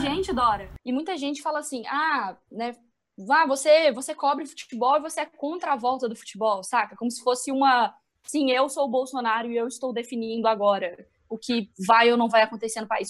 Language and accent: Portuguese; Minas Gerais, Brazil; accent: mineiro; also born or lived in Belo Horizonte; E meu sotaque tá muito mineirense. Se vocês não entenderem, é porque eu estou em BH